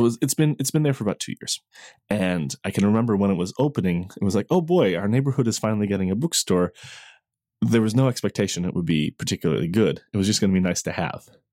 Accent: Newfoundland and Labrador, Canada; I grew up in Newfoundland.

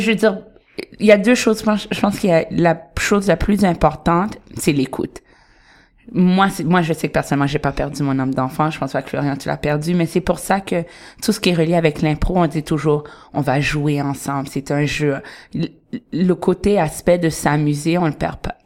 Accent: Montreal, Quebec, Canada; moved away as an adult; now in Toronto, Canada; je vais jamais dire que je viens de Toronto. Je suis très montréalaise

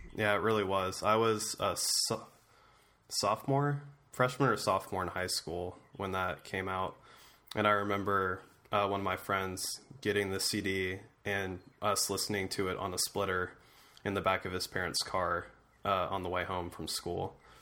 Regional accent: Ohio, United States; being from Ohio

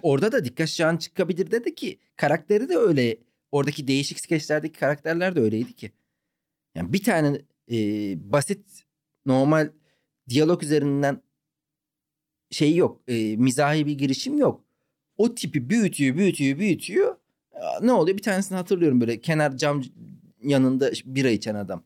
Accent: Ankara, Turkey; moved away; also born or lived in Malatya / Istanbul / Izmir / Antalya; Ben abi e, Malatya'da doğdum, Ankara'da büyüdüm.

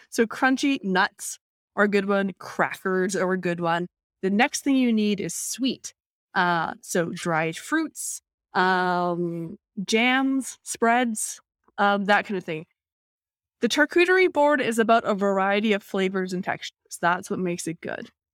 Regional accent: Vancouver, British Columbia, Canada; Vancouver is a city that is, I would say is honestly 50%, if not more, um, people of East Asian descent

